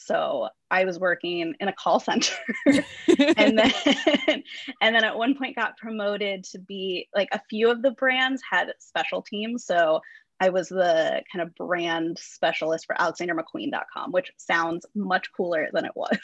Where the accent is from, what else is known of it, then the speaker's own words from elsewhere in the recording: Orange County, California, United States; also born or lived in Western Illinois University, Illinois; I grew up in Orange County. That's where I am now.